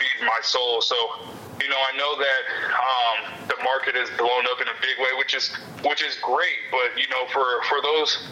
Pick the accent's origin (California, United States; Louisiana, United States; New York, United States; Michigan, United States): California, United States; Simi Valley; my hometown in Simi Valley